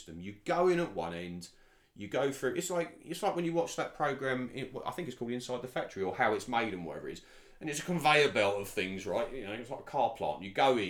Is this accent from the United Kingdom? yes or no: yes; United Kingdom; also born or lived in Dubai / London; myself as a British guy